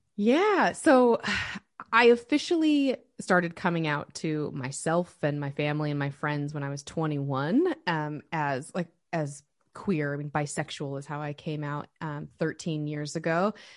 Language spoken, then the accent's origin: English; United States; also born or lived in Oregon / Utah; I grew up in small rural towns in Oregon and Utah